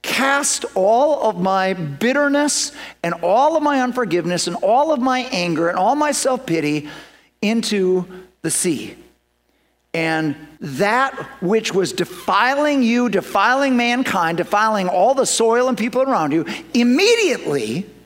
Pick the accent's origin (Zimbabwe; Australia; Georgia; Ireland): Ireland; So, I'm Irish.